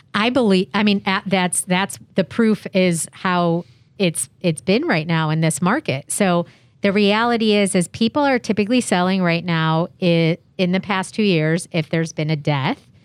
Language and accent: English; Chicago, Illinois, United States; now in San Diego, United States; I'm originally from Chicago